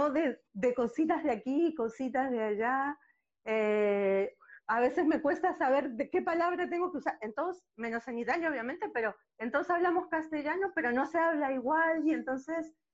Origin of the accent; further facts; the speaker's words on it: Uruguay; born there; como dijiste, nací en Uruguay, pero hoy por hoy eh, no me siento de un país.